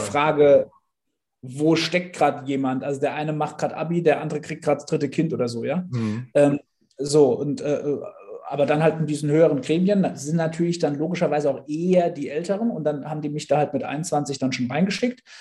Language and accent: German; Bad Dürkheim, Rhineland-Palatinate, Germany; Ich komme ähm, aus Rheinland-Pfalz, aus äh, dem wunderschönen Bad Dürkheim